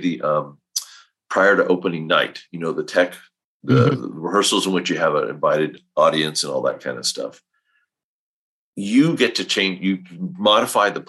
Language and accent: English; Northern California, United States; I grew up in Northern California in a small little town, of like 4,000 people